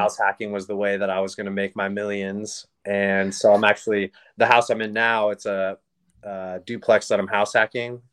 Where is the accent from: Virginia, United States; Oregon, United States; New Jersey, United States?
Oregon, United States; born and raised in Oregon